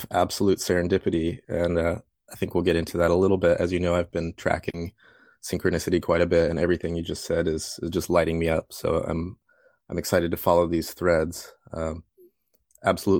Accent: Fort Collins, Colorado, United States; moved away; I grew up in Fort Collins, and I was always an artist

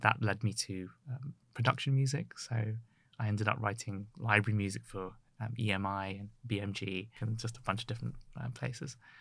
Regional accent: Ealing, London, United Kingdom; I grew up in Ealing

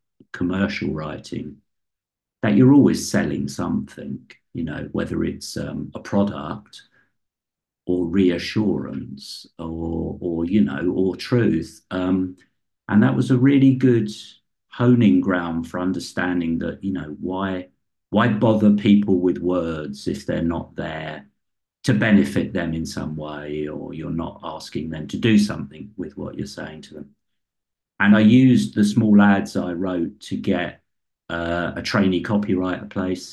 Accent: London, United Kingdom; I come from West London, working class background.

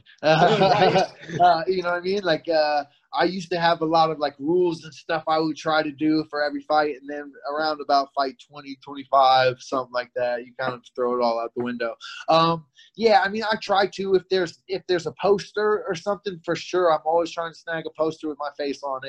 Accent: Missouri, United States; I grew up in Missouri

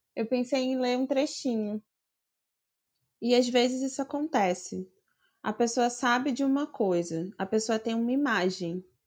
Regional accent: Rio de Janeiro, Brazil; eu sou do Rio de Janeiro

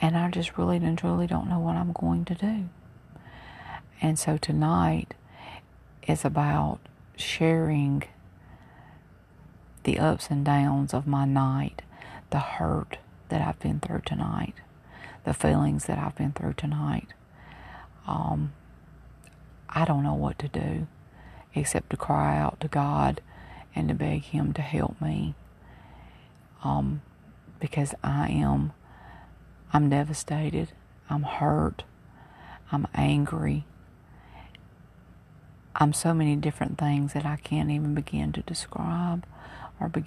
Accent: Mobile, Alabama, United States; moved away as an adult; I'm originally from Mobile, Alabama, and I've been gone for all of my adult life

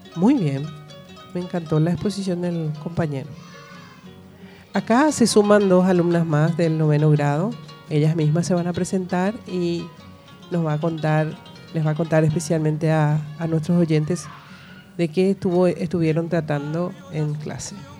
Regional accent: Paraguay; nosotros somos paraguayos, tenemos nuestra propia forma de ser

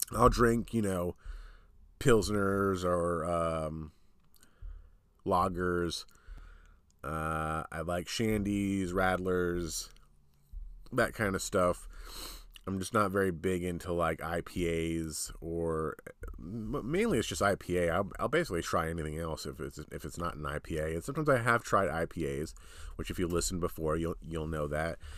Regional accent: New Jersey, United States; we're from New Jersey, so these are New Jersey places close to where we live

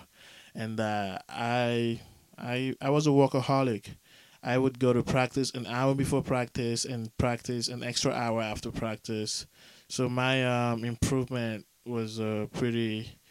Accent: Lagos, Nigeria; now in United States; I'm from Lagos, Nigeria

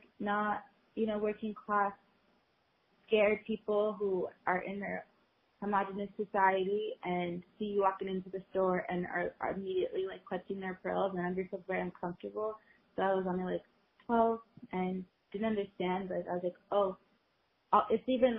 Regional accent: United States; I'm American. I pay taxes here. I was born here.

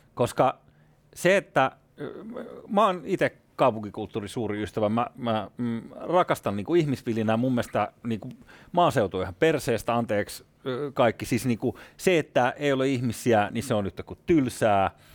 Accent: Espoo, Uusimaa, Finland; itse olen kasvanut Espoon Tuomerilassa ja Kirstinmäessä

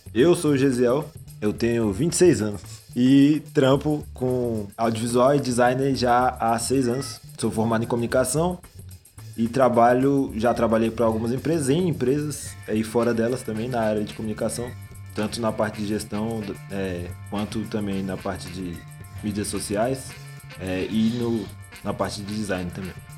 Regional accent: Guará, Federal District, Brazil; eu sou do Guará

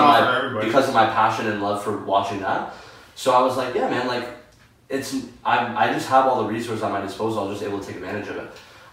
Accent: Hamilton, Ontario, Canada; also born or lived in Sault Ste. Marie, Ontario; I grew up in, like, a single mother household. I was born in Sault Ste. Marie. My parents were from two different cities. My mom moved us to Hamilton to be with her family.

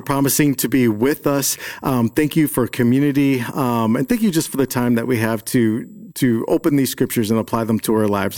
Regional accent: Chicago, Illinois, United States; I grew up in Chicago

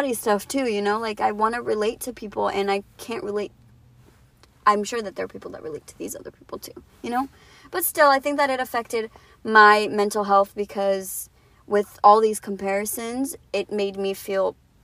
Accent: Brazil; moved away; my hometown and stuff, like, back in Brazil.

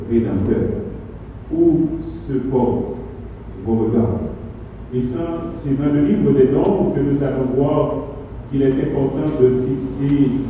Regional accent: Haiti; chez nous en Haïti

